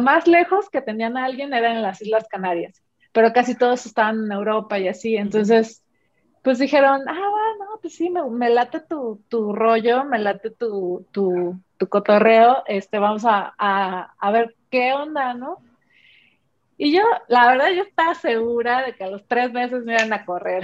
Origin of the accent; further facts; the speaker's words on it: Mexico; soy mexicana